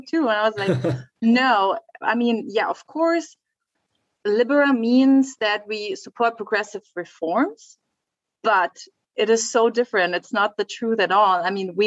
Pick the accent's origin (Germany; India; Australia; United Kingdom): Germany; western Germany; I was growing up in Western Germany